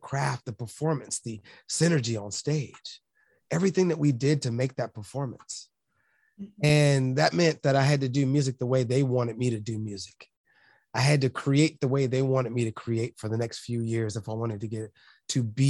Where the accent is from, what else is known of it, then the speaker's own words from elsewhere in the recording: Los Angeles, California, United States; growing up in South Central